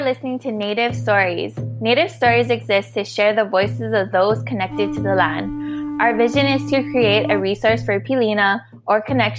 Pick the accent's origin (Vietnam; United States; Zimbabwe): United States; Honolulu, Hawaii; moved away as an adult; also born or lived in Kalihi, Oahu / Palama, Oahu; now in Dallas, United States; I grew up in Papakalea, but I've moved a lot on Oahu from living there. I've lived in like Kalihi or like Palama area. So, and I went to a few high schools, McKinley High School, and I've gone to Wanalua